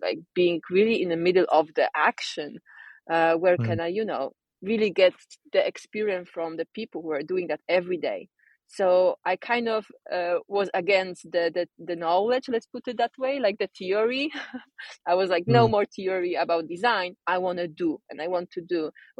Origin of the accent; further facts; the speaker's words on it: Poland; moved away as an adult; now in Sweden; I'm originally born and raised in Poland, but I've been moving and traveling for different places.